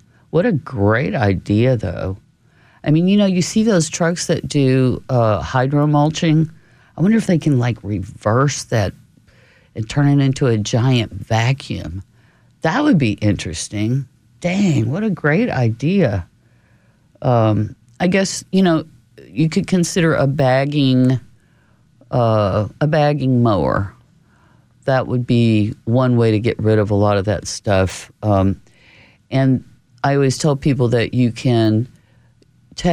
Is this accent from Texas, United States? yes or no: yes; New Braunfels, Texas, United States; when I was growing up in New Braunfels, we always had the county fair